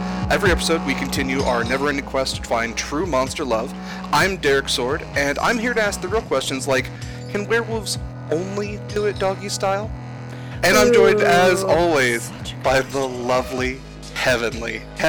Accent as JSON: {"language": "English", "region": "Ohio", "country": "United States", "tie": "born or raised there", "said": "a place very near and dear to my heart, and a place that is also vaguely shaped like a heart. My home state of Ohio."}